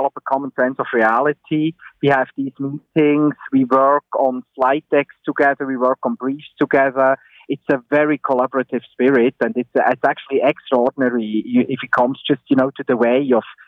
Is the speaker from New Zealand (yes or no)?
no; Switzerland; moved away as an adult; also born or lived in Bern; now in Ontario, Canada; I grew up in Switzerland